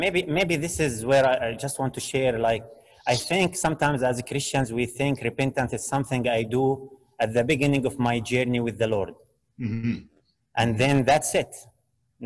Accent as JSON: {"language": "English", "country": "Jordan", "moved": "yes", "lives_now": "Canada", "said": "I am from Jordan"}